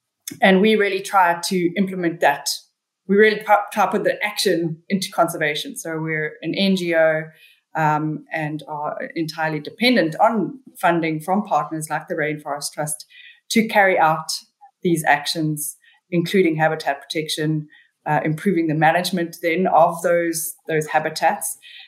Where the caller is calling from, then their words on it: Durban, KwaZulu-Natal, South Africa; I'm calling from Durban, South Africa. It's pretty tropical here, always pretty warm and steamy